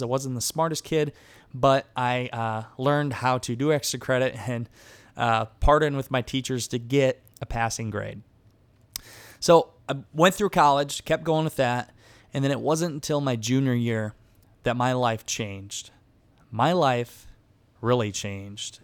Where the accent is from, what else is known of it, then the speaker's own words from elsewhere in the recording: Garnavillo, Iowa, United States; I grew up in a small town in Northeast Iowa. The town was Garnerville, Iowa